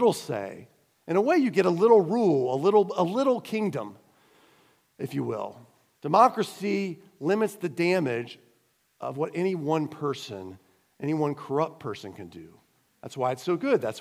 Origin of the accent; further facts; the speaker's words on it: United States; moved away; also born or lived in Cayman Islands; being an American